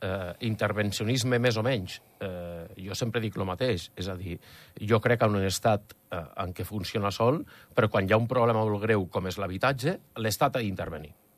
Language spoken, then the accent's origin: Catalan; Escaldes-Engordany, Andorra; som andorrans, i portem tota la vida aquí